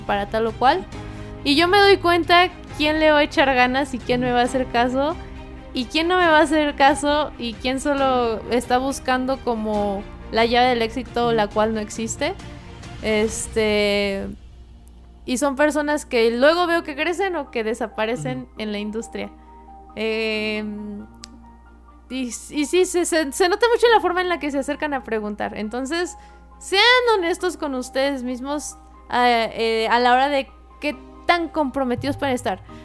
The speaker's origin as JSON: {"language": "Spanish", "country": "Mexico"}